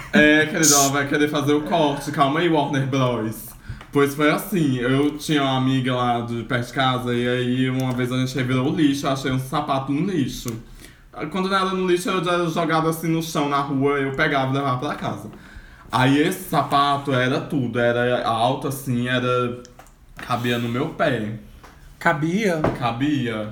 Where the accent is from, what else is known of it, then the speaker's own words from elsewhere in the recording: Patos de Minas, Minas Gerais, Brazil; now in Brasília, Brazil; quando eu morava na minha cidade natal, alô, Patos de Minas, Minas Gerais